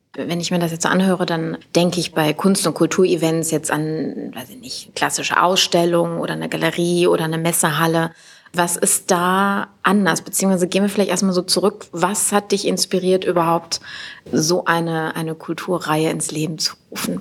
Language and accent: German; Düsseldorf, North Rhine-Westphalia, Germany; gebürtige Düsseldorferin